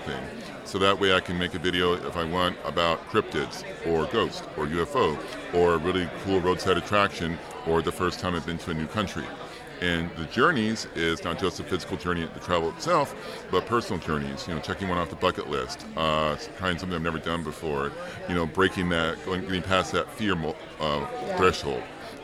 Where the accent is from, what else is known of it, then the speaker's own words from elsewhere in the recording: Oklahoma, United States; also born or lived in Arizona; now in Los Angeles, United States; where I grew up in Oklahoma.